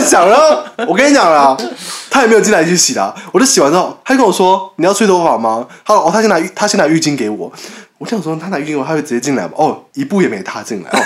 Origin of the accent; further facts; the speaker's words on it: Taiwan; 我是台湾人嘛，我们台湾人